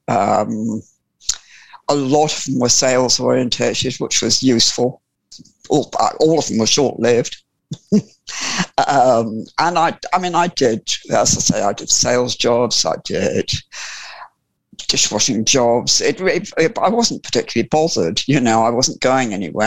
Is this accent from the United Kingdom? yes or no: yes; Sussex, South East England, United Kingdom; I was born in Sussex, and I was born, born, or well, not literally born, but brought up from from birth on a farm